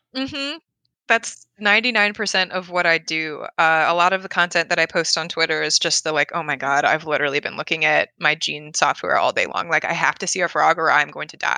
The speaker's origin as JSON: {"language": "English", "town": "Philadelphia", "region": "Pennsylvania", "country": "United States", "moved": "yes", "said": "I'm from Philadelphia"}